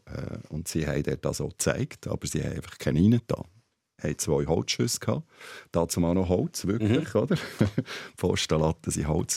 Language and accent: German; Switzerland; ich bin Schweizer